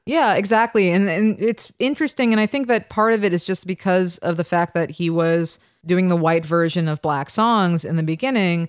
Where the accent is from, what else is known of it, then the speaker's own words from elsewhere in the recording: New York, United States; also born or lived in London / Ann Arbor, Michigan; I'm from New York